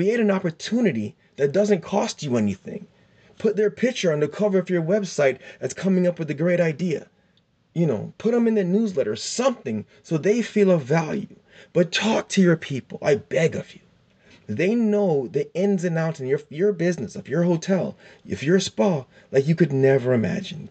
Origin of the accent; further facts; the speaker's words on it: South Florida, United States; I'm from South Florida